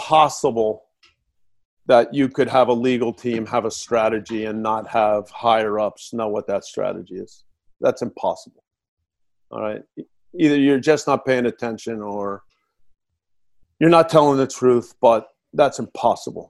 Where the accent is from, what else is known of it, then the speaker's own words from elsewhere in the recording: New Jersey, United States; I'm from New Jersey